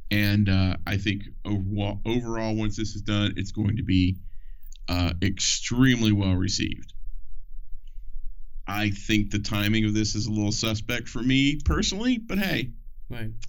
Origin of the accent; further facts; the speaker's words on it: the South, United States; also born or lived in North; I that I grew up in the South. Okay. I I was also uh, grew up in the North too, so I have a weird perspective on life.